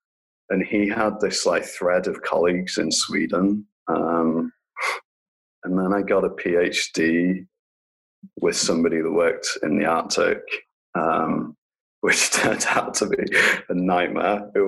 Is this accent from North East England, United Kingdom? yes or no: no; Lincolnshire, East Midlands, United Kingdom; moved away as an adult; in Lincolnshire in England, which is a really rural part of the country, like East Coast.